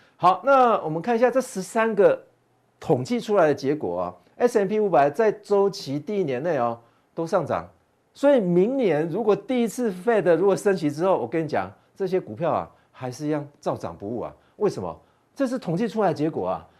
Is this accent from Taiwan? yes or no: yes; Taiwan; 我们台湾人